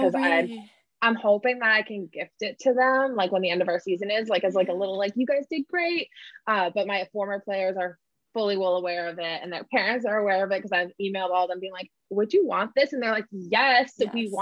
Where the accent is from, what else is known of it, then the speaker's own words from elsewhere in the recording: New England, United States; I'm from New England